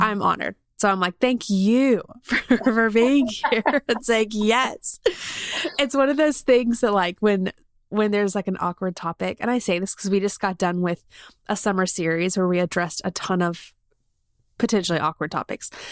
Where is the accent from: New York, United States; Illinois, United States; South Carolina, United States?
South Carolina, United States; now in Birmingham, United States; I grew up in South Carolina